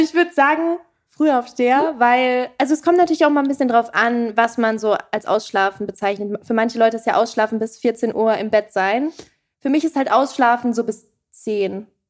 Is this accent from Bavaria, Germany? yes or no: yes; Erlangen, Bavaria, Germany; now in Berlin, Germany; Ich komme aus Erlangen